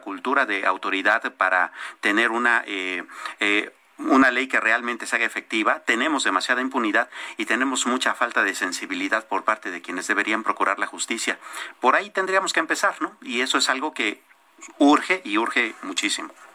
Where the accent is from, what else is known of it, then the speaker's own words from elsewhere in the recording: Mexico; como mexicanos